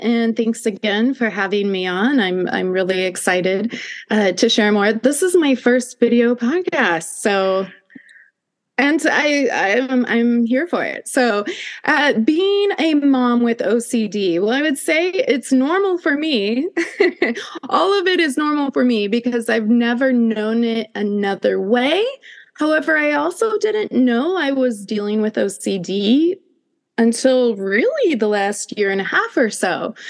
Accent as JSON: {"language": "English", "region": "Midwest", "country": "United States", "tie": "born or raised there", "said": "I grew up in the Midwest."}